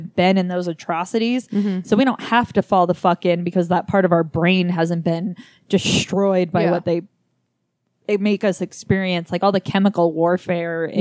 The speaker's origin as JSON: {"language": "English", "country": "United States", "said": "as an American for my whole life"}